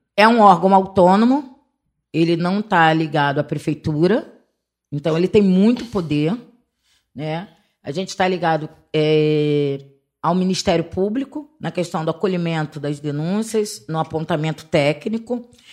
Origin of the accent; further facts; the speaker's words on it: Rio de Janeiro, Brazil; sou cria da Vintém, onde eu comecei minha militância com criança e adolescente